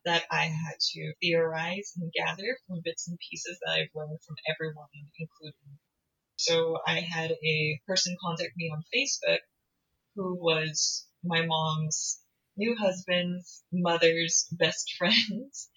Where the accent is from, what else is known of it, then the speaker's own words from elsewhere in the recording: United States; I'm American, I'm not Korean